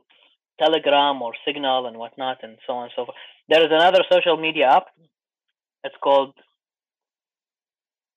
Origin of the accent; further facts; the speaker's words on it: Iraq; moved away; I'm from Iraq